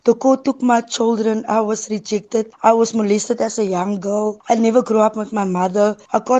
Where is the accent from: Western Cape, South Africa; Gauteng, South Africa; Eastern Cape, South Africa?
Western Cape, South Africa; Cape Town; I'm all the way from Cape Town, Mitchells Plain. I'm 35 years old. I'm a mother of two daughters.